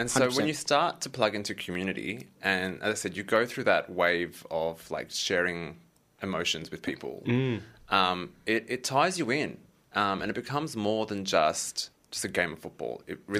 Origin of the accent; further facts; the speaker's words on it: Craigieburn, Victoria, Australia; And I grew up in Craigieburn, so we'd drive from Craigieburn to Waverley Park.